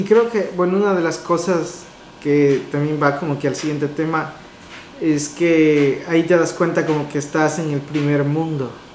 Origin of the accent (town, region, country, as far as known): Ecuador; moved away